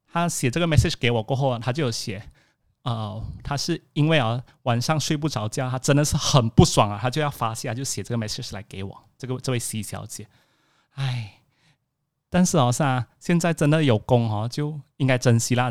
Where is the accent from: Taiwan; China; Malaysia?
Malaysia; Alor Setar, Kedah; moved away; 我这个星期回到我的老家 Alosta， 在Alosta的书房